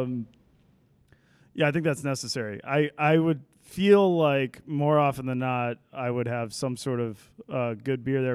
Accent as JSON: {"language": "English", "town": "Fort Worth", "region": "Texas", "country": "United States", "tie": "born or raised there", "also_born_or_lived": "East Coast", "moved": "as an adult", "lives_now": "Seattle, United States", "said": "I am from Fort Worth, Texas."}